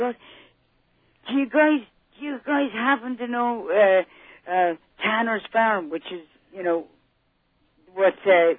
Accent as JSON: {"language": "English", "town": "Ninemilehouse", "region": "Munster", "country": "Ireland", "tie": "born or raised there", "moved": "yes", "said": "Nine Mile House was the closest shopping area to my family's farm. And it's in Tipperary, the Carlow side."}